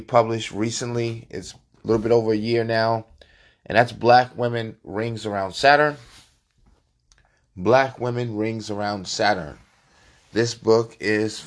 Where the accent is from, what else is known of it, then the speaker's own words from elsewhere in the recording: New York City, New York, United States; moved away; I'm from New York City.